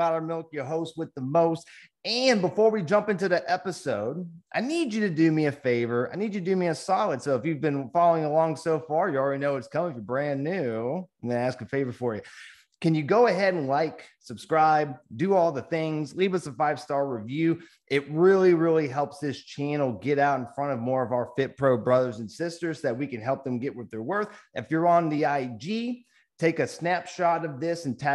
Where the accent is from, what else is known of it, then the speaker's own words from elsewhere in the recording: Virginia, United States; now in Frisco, United States; I grew up in Virginia where we had like, you know, mountains and trees